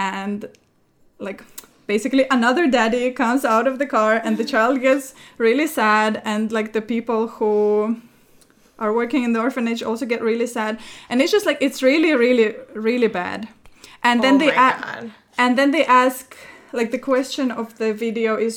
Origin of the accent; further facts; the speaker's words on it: Russia; moved away; my home country, in Russia